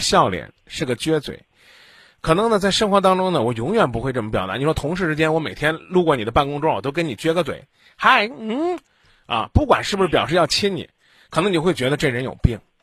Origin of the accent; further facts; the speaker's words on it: Henan, China; 我的家乡在河南，这里是中国之中，中原之中